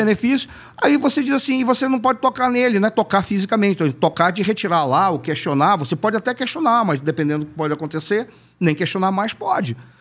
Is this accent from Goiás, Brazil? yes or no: no; Manaus, Amazonas, Brazil; eu sou de Manaus